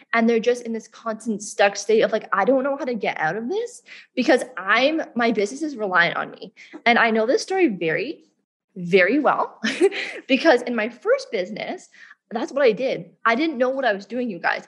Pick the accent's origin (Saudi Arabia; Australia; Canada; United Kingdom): Canada; moved away as an adult; now in Bali, Indonesia; I grew up in Canada